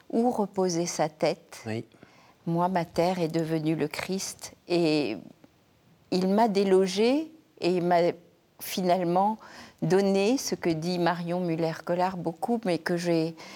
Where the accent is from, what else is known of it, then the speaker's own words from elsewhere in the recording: Madagascar; Oui, à Madagascar. Euh, dans une famille indo-musulmane chiite. Euh, j'ai grandi vraiment dans un milieu où des langues, des cultures, euh, les religions cohabitaient, coexistaient.